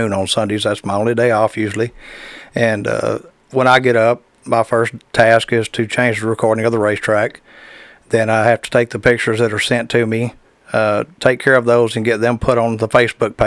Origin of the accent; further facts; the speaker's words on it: Dallas, Texas, United States; I grew up in Dallas